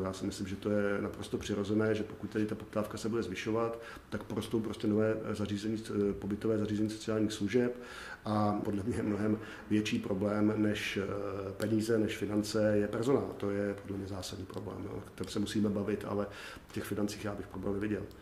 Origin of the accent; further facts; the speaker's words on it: South Bohemian Region, Czechia; já jsem jeho Čech, takže si to troufnu říct, že Jižní Čechy znám